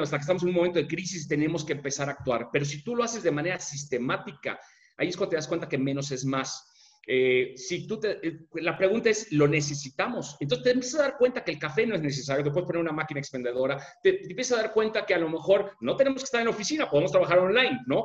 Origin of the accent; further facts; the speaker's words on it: Mexico; como mexicanos